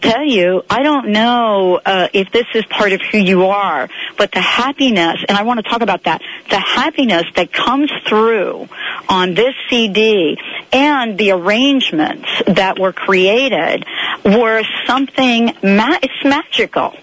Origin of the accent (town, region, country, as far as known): New York City, New York, United States; born or raised there; moved away